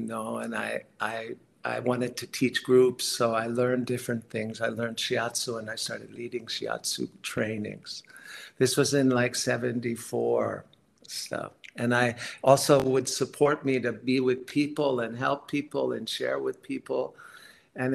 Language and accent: English; San Francisco, California, United States; I grew up in the Bay Area, San Francisco, Marin County